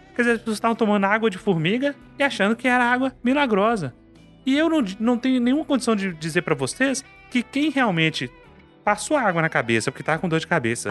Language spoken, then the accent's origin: Portuguese; Carlos Chagas, Minas Gerais, Brazil; na minha terra, em Carlos Chagas